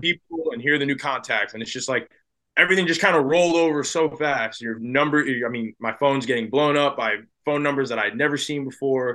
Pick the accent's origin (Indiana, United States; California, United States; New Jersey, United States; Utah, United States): New Jersey, United States; I grew up in New Jersey